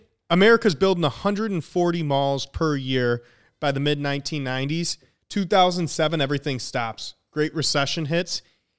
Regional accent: Bloomington, Minnesota, United States; No, it's in Bloomington, Minnesota, and I lived in Bloomington, Minnesota till

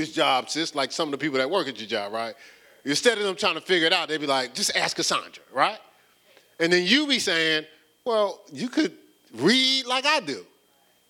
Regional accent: Newark, New Jersey, United States; moved away; I was born in Newark, New Jersey. So I'm more of a Newarkan

